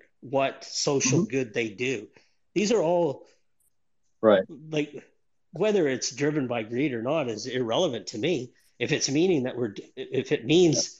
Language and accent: English; Northern Ontario, Canada; moved away as an adult; now in Australia; I grew up in Northern Ontario, Canada, in a town of, you know, 800 mm-hmm. people.